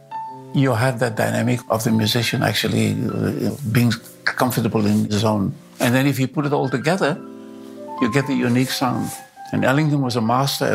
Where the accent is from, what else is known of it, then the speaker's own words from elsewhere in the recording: Cape Town, Western Cape, South Africa; moved away as an adult; also born or lived in New York City; I was born in Cape Town, South Africa, in 1934. It was a suburb of Cape Town.